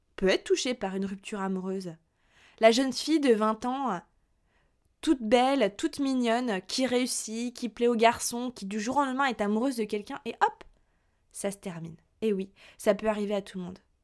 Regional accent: Burgundy, Bourgogne-Franche-Comté, France; moved away as an adult; also born or lived in Lyon; now in Paris, France; originaire, moi, de Bourgogne, je suis venue sur Paris, il y a un petit peu plus de deux ans

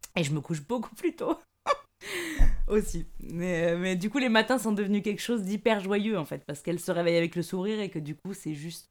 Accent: the South, south of France, France; moved away; je viens du Sud

